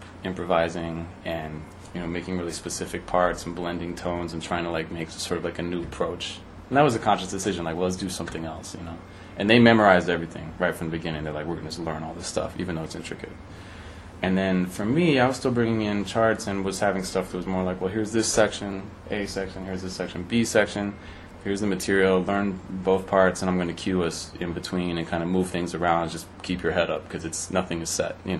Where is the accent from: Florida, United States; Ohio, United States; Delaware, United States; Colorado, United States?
Colorado, United States; Denver; moved away as an adult; also born or lived in Rochester, New York / Los Angeles; we grew up in Denver